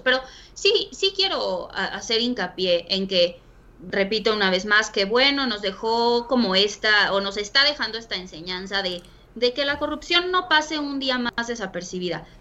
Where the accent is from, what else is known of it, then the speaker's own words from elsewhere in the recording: Mexico; nosotros como mexicanos